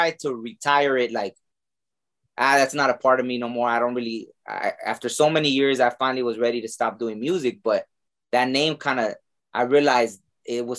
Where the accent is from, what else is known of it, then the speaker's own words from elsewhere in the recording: Mexico; I was born in Mexico